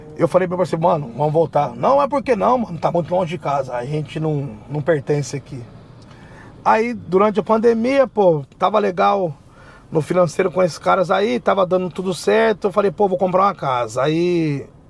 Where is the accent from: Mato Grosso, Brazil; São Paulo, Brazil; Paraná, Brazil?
São Paulo, Brazil; moved away as an adult; also born or lived in New York / Newark / Pennsylvania; eu morei a minha vida inteira em São Paulo